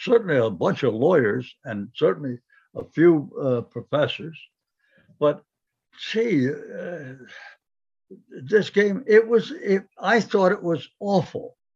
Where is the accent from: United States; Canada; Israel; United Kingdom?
United States; New York City, New York; moved away as an adult; I was born in Brooklyn.